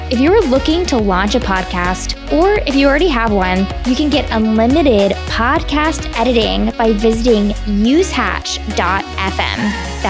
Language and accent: English; Italy; also born or lived in California, United States / Washington DC, United States; I grew up in Italy and in California and in DC.